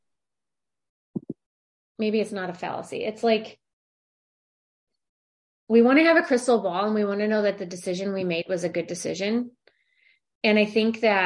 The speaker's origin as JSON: {"language": "English", "town": "St. Louis", "region": "Missouri", "country": "United States", "moved": "as an adult", "lives_now": "California, United States", "said": "I'm from St. Louis and I live in California"}